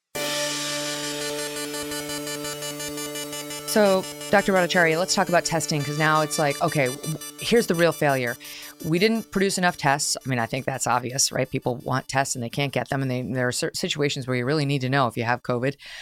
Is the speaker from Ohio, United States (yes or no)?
no; New York, United States; the great state of New York, my home state